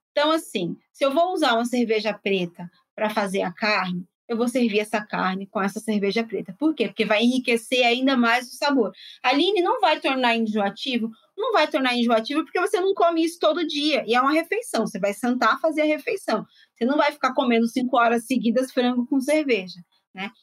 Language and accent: Portuguese; São Paulo, Brazil; also born or lived in Bahia; eu venho de uma família baiana, eu sou baiana, embora tenha sido criada em São Paulo.